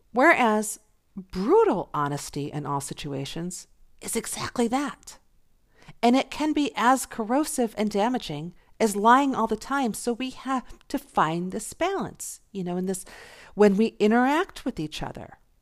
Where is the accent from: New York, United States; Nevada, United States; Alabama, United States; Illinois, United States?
New York, United States; Buffalo; I was born in Buffalo, New York